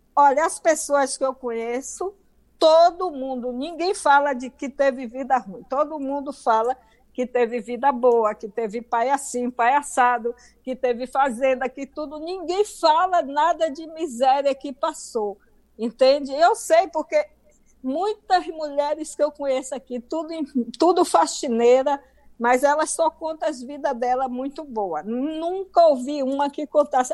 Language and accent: Portuguese; Bahia, Brazil; accent: baiano; moved away as an adult; now in United States; sempre falei com o meu acento, com o meu sotaque baiano